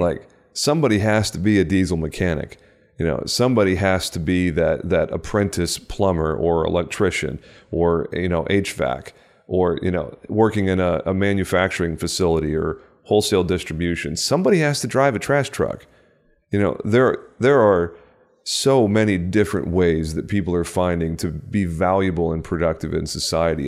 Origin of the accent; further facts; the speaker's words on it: Texas, United States; my home state of Texas